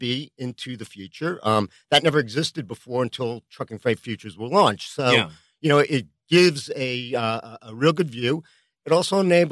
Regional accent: Long Island, New York, United States; accent: New York; I am from New York.

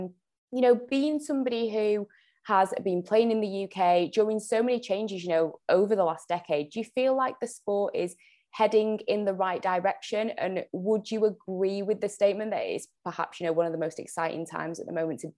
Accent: Jamaica; One signing that I personally, being Jamaican, I was buzzing to see Khadija Shaw had signed

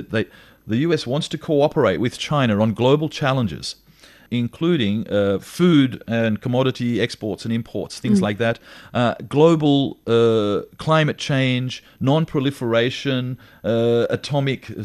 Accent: Australia; being an Australian

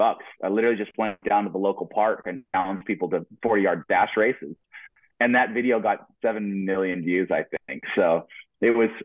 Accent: Boise, Idaho, United States; moved away as an adult; now in Eugene, United States; I grew up in Boise, Idaho

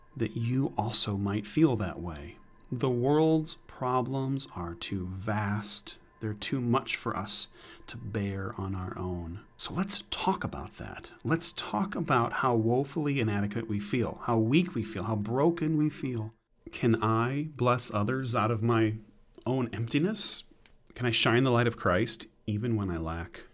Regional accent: United States; we're American

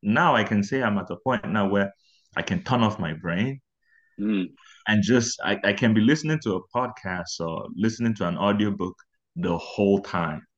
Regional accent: Abuja, Federal Capital Territory, Nigeria; moved away as an adult; also born or lived in Owerri, Imo State, Nigeria; now in Prince Edward Island, Canada; I was born in Abuja. I was born and raised in Abuja, but towards the later end of my teens, we had to move to Owerri, which is in my state, my home state.

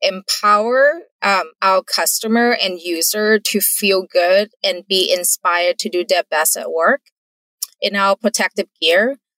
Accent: Thailand; English is a second language; moved away as an adult; now in United States; I'm not born in the US. English is my second language. I grew up in Thailand

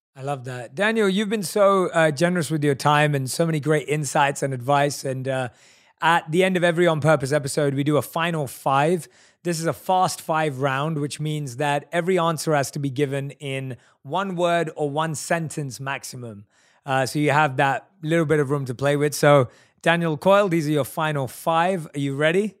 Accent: London, United Kingdom; we're both from London

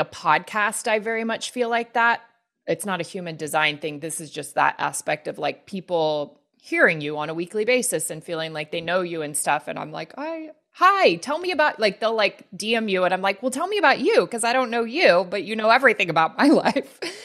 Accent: the Bible Belt in the South, United States; I grew up Christian and in the Bible Belt in the South

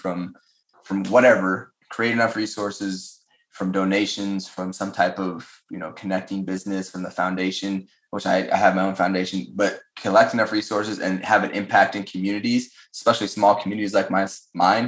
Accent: Colorado, United States; moved away as an adult; small town Colorado

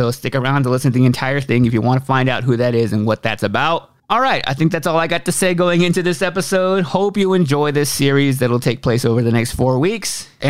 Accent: Austin, Texas, United States; now in Nashville, United States; I live in Nashville, Tennessee. I moved here from Austin, Texas, and I've been in Nashville for about 4 years now.

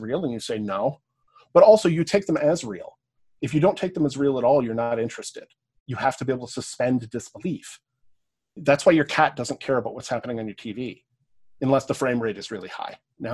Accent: Canada; accent: Canadian; also born or lived in Cambridge, England; I have a Canadian accent

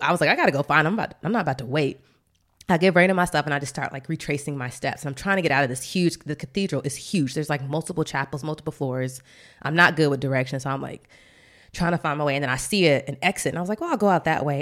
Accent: Atlanta, Georgia, United States; now in Washington, D.C., United States; we're both from Atlanta

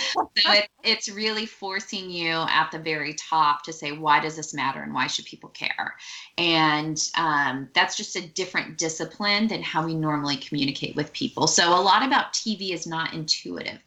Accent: Silicon Valley, California, United States; I grew up in Silicon Valley

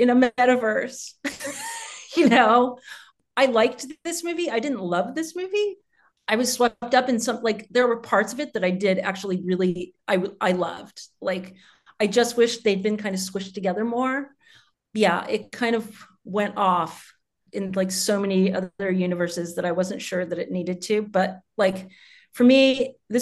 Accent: United States; I'm American

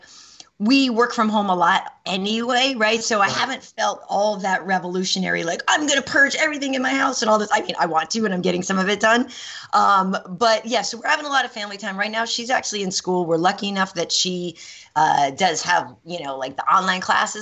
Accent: Boston, Massachusetts, United States; moved away; we're both from Boston

